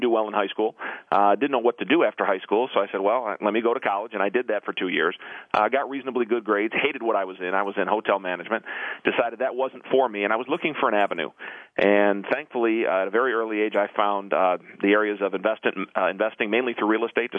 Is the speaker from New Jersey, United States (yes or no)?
no; Detroit, Michigan, United States; I'm normally from Detroit, but I'm in Atlanta